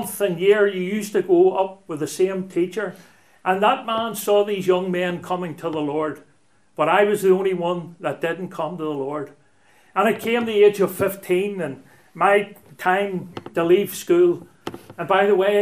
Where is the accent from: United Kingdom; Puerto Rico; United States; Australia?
United Kingdom; Belfast, Northern Ireland; I'm a townie. I was brought up in Belfast and Donegal Pass, which runs between Shaftesbury Square and the Lower Armour Road